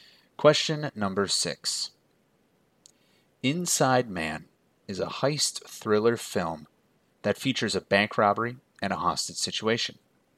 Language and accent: English; Minneapolis, Minnesota, United States; I am actually from Minneapolis, born and raised here